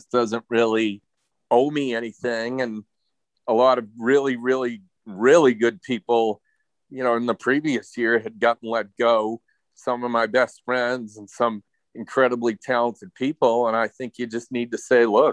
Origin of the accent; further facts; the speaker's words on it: Maine, United States; I grew up in Maine